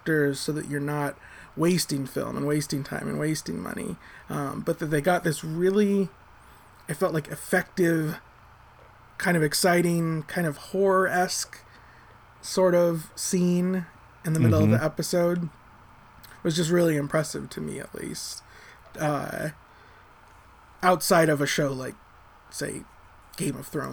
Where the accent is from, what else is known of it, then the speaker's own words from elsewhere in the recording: United States; I'm American